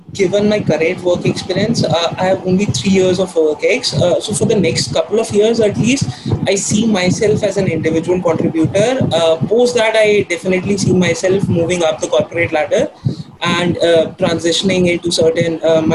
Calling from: India; So I'm logging in from India

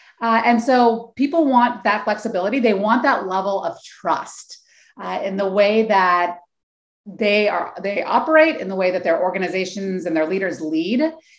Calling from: Oakland, California, United States; So I'm calling in from the San Francisco Bay Area, more specifically Oakland, California.

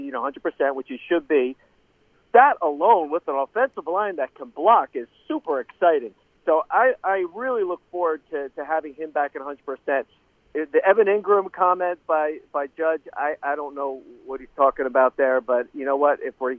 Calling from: Tampa, Florida, United States; Hey, it's … and Tampa.

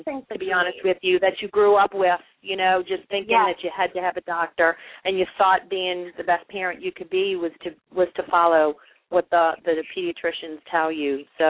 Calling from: Mandeville, Louisiana, United States; I'm actually calling from Mandeville, Louisiana, just north of New Orleans.

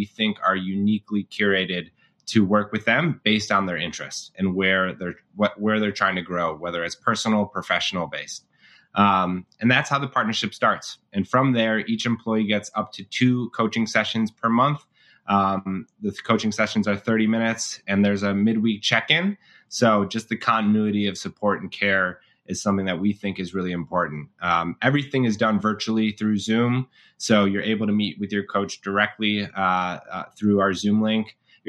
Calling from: Evanston, Illinois, United States; I'm a co-founder and head of partnerships at Boone Health. I'm calling in from Evanston, Illinois, so right outside of Chicago.

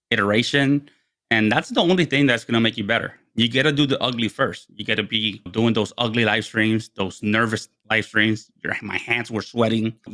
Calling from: Herndon, Virginia, United States; I am dialing in from Herndon, Virginia, which is about 30 miles west of Washington, D.C., our capital.

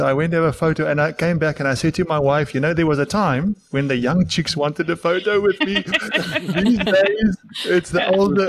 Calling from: Durban, KwaZulu-Natal, South Africa; From Durban.

